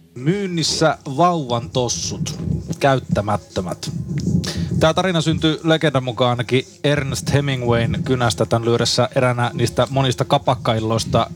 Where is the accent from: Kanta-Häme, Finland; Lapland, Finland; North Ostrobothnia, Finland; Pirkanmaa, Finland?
North Ostrobothnia, Finland; Haapavesi; synnyinkaupunkini Haapaveden kirjastossa